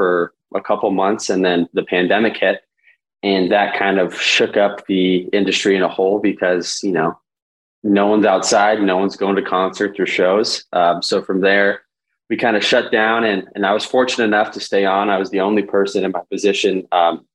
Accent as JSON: {"language": "English", "town": "Danville", "region": "California", "country": "United States", "tie": "born or raised there", "said": "So I'm born and raised in Danville, California. I'm a Bay Area kid"}